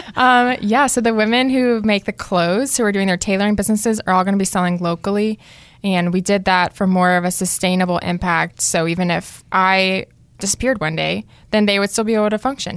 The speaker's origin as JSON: {"language": "English", "town": "Cary", "region": "North Carolina", "country": "United States", "tie": "born or raised there", "also_born_or_lived": "Fuquay-Varina, North Carolina", "said": "I grew up here in Cary, North Carolina. I'm now living in Fuquay"}